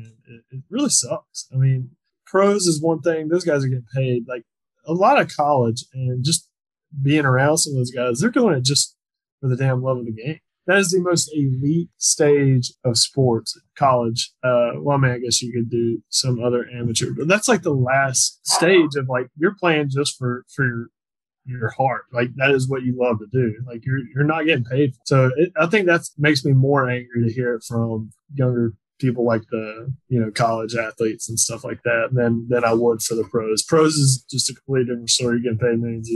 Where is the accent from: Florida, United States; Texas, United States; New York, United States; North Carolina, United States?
North Carolina, United States; we're from North Carolina